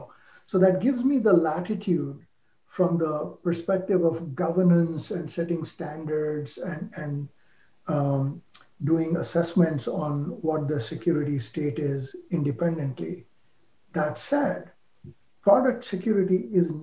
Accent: India; moved away; I grew up in India

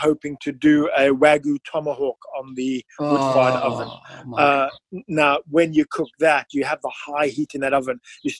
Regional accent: South Africa; Being South African, we love barbecue.

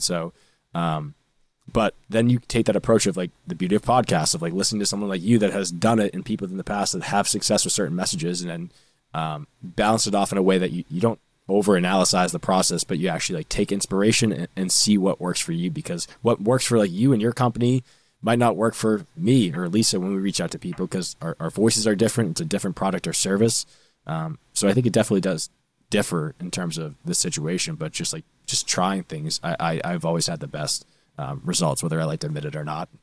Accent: North Shore, Massachusetts, United States; I'm actually from the North Shore, not Boston.

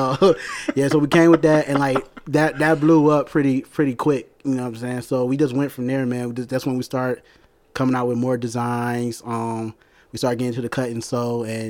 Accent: Detroit, Michigan, United States; I'm from Detroit.

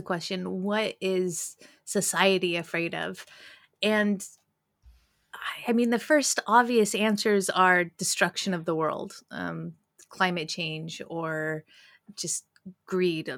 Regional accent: United States; as an American

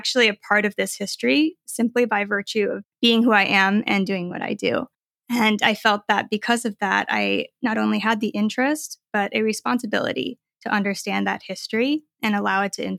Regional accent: United States; Yes. I am Chinese American and I sew.

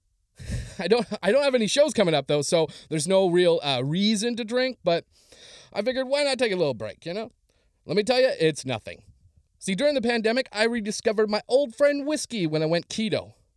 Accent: Cranberry Portage, Manitoba, Canada; moved away as an adult; now in Los Angeles, United States; growing up in Canada was different. The only time we had a lockdown in high school, which, as we know, was when a moose was on the loose in the schoolyard. That's Cranberry Portage, Manitoba.

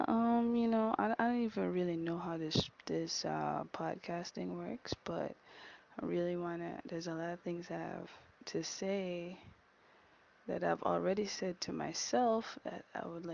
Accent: Kingston, Jamaica; I am Jamaican. I do speak Patois. I grew up here, born Kingston, Jamaica

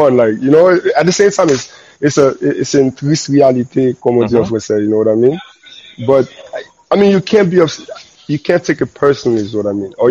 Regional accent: Haiti; I'm Haitian

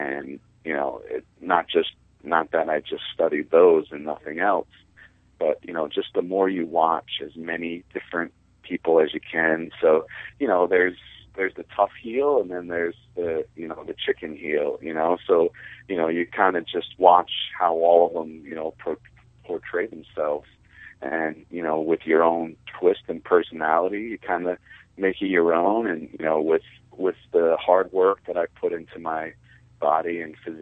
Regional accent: New York, United States; moved away as an adult; also born or lived in Fairfield, Connecticut; I'm kind of a New York guy, because I'm from New York

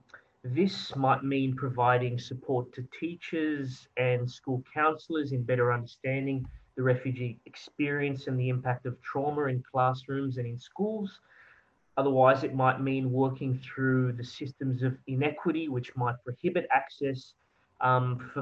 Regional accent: Australia; also born or lived in France / Belgium

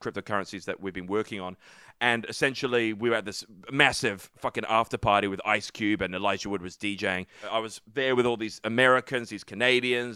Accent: New Zealand; I said I was from New Zealand

